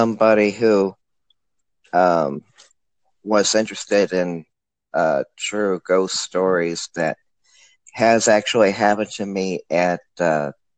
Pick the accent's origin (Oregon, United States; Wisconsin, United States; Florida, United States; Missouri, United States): Missouri, United States; St. Louis; now in O'Fallon, United States; born and raised in St. Louis. I still am a St. Louisan, but now I live out in O'Fallon, Missouri